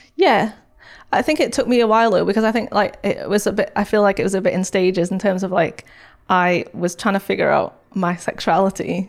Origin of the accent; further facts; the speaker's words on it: St Helens, North West England, United Kingdom; I grew up in Saint Helens